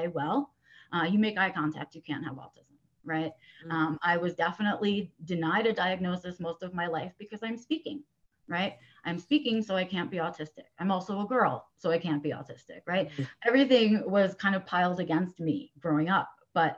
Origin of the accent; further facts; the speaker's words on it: New York City, New York, United States; I was born and raised in New York City